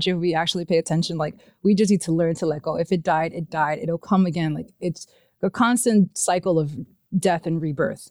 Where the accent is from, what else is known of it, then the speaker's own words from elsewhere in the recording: New York City, New York, United States; moved away as an adult; now in Maine, United States; I'm from New York, I'm from Brooklyn. It's a really chaotic city to live